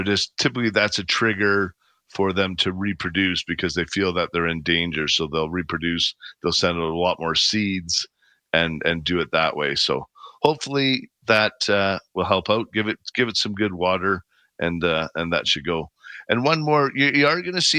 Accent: Calgary, Alberta, Canada; I grew up in Bowness. I know it well

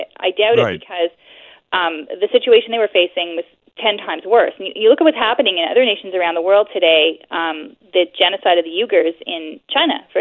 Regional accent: Montreal, Quebec, Canada; moved away; I'm from Montreal originally, and for 40 years, from my birthday, 1970

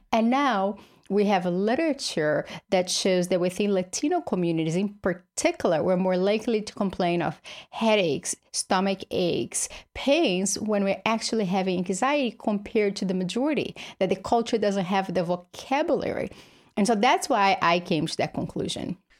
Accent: Brazil; moved away; I grew up in Brazil, poor with his single mother

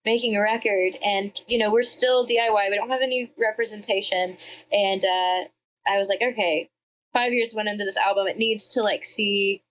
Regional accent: Georgia, United States; I'm from Georgia

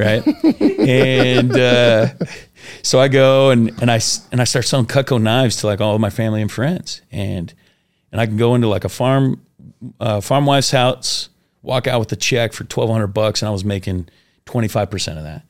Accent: Washington, United States; also born or lived in Oklahoma; I grew up in Washington State, and I got sent, sent to Oklahoma

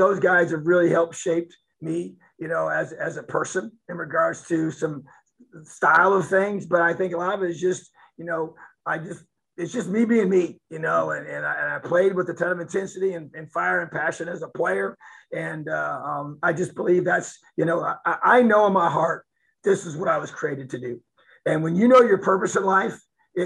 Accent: Indiana, United States; moved away as an adult; This is home. Bloomington's a beautiful, amazing place. And this is my home state.

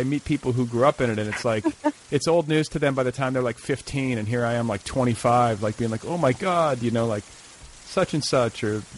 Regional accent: Midwest, United States; now in Los Angeles, United States; I'm raising a child in Los Angeles, and it's like when I grew up in the Midwest

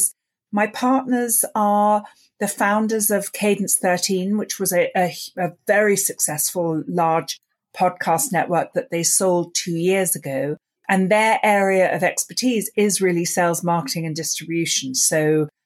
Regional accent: London, United Kingdom; I grew up in London and I grew up listening to the BBC radio plays

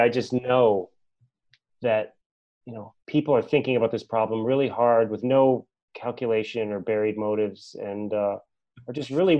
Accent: United States; it makes me proud to be an American.

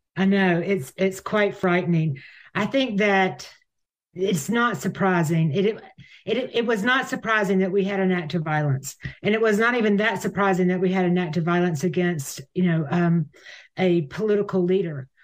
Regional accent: United States; I'm American

